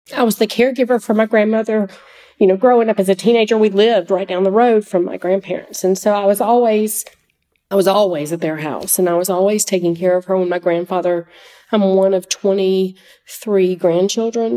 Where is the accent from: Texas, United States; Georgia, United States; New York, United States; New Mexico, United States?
Georgia, United States; Oconee County; I grew up in Oconee County